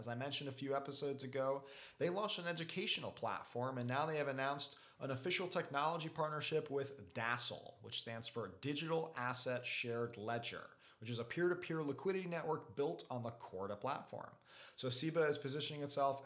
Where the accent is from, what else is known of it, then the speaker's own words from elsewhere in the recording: Belgium; my home country of Belgium